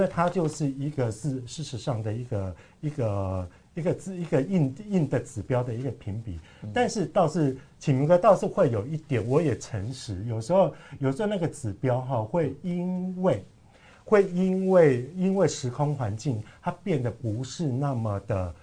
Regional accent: Kaohsiung, Taiwan; 我的家乡，嗯。像像高雄来讲的话

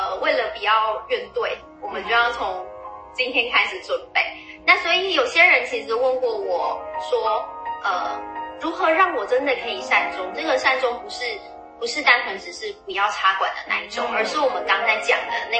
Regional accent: Taiwan; 以我们台湾人来说，

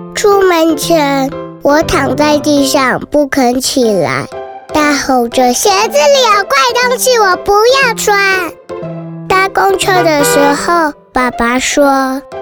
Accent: Taipei, Taiwan; 我来自台北。我读中班

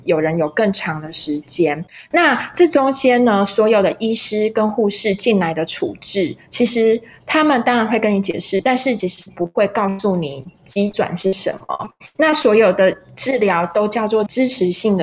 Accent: Taiwan; accent: Taiwanese Mandarin (台湾国语); 大概跟我的口音有点像，就是台湾国语

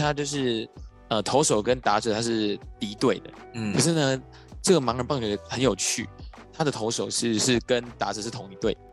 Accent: Yunlin County, Taiwan; moved away; 我是云林人，那时候就跟外公外婆在云林

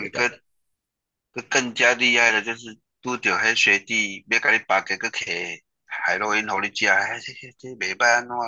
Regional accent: Pingtung County, Taiwan; moved away as an adult; also born or lived in Kaohsiung; 我是屏东人啊，我们是屏东人嘛

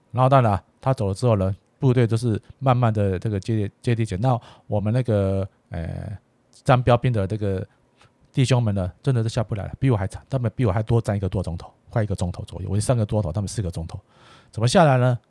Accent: Taiwan; 纯粹是我们台湾人的，啊，子弟

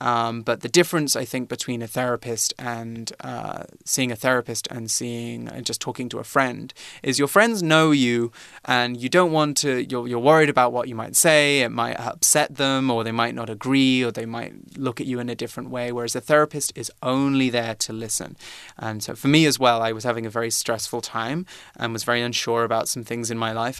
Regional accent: United Kingdom; I'm from Britain, but the official name of my country is the United Kingdom of Great Britain and Northern Ireland.

